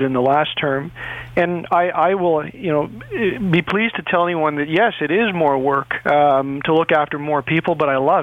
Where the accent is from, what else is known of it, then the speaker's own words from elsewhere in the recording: Toronto, Ontario, Canada; I grew up in the environment, and I grew up in Etobicoke